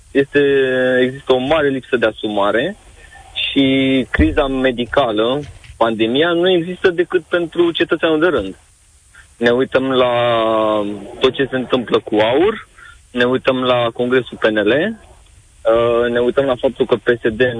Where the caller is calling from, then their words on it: United Kingdom; Vă, vă sunt din Marea Britanie.